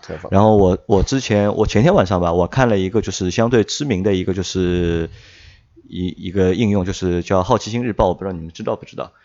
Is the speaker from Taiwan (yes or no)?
no; China; 我们中国人的传统